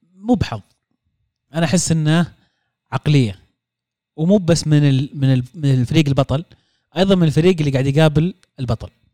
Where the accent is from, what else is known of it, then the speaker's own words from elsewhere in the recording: Saudi Arabia; كسعوديين احنا